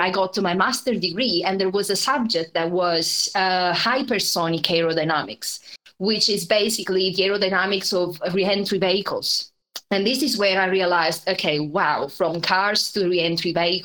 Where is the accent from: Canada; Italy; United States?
Italy; moved away as an adult; also born or lived in Germany / United Kingdom; I'm Italian, so I grew up in Italy, and then I left and I spent now almost 10 years across Germany and the UK.